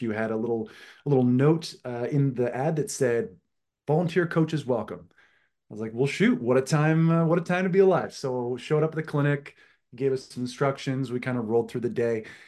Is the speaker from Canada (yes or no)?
yes; East Coast of Canada, Atlantic Canada, Canada; I am from the East Coast of Canada, which for all you, uh, Americans listening, if you go to Maine and keep going east, uh, that's where I live.